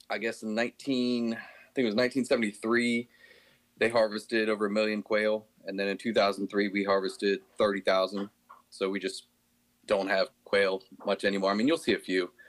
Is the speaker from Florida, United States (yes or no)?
no; Tidewater region of Virginia, United States; moved away as an adult; now in Bay City, United States; I was from the Tidewater region of Virginia, um, kind of near the Virginia Beach, Williamsburg area.